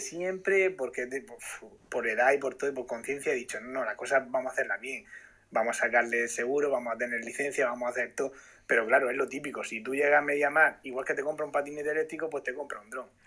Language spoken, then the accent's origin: Spanish; Murcia, Region of Murcia, Spain; yo soy de aquí de Murcia